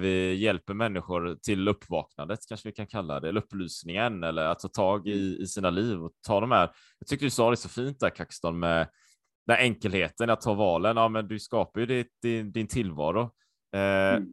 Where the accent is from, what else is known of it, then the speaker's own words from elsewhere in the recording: Sweden; also born or lived in Japan / Taiwan; jag var ju supersvensk, jag har ju alltid varit i Sverige.